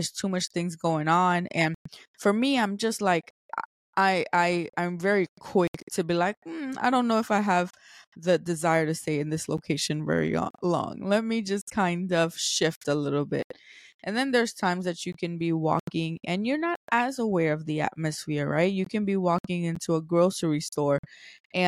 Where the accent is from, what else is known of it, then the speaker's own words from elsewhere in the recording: New York City, New York, United States; I'm from New York City